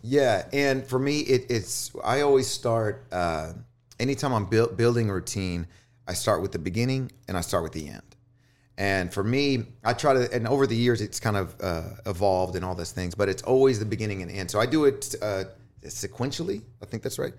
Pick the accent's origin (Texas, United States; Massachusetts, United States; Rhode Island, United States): Texas, United States; Houston; now in Austin, United States; I'm from Houston and, and, uh, born and raised out there